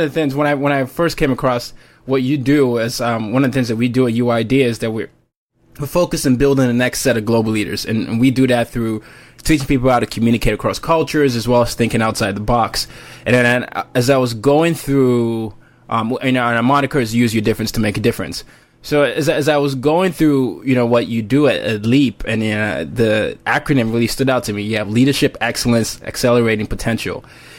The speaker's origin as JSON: {"language": "English", "country": "Nigeria", "also_born_or_lived": "five different countries", "said": "I'm Nigerian and I grew up, my dad's a diplomat, so I ended up growing up, everywhere, five different countries."}